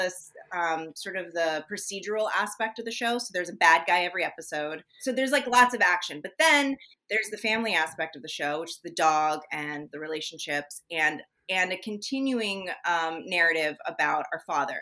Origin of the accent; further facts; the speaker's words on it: San Francisco Bay Area, California, United States; also born or lived in Oakland; I'm from the Bay Area. So I was born in Oakland and I grew up in all around San Francisco area.